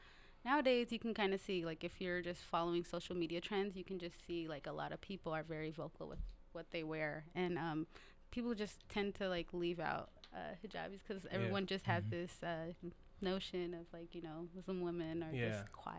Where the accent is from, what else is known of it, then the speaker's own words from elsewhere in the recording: Seattle, Washington, United States; Yeah, correct? South Seattle.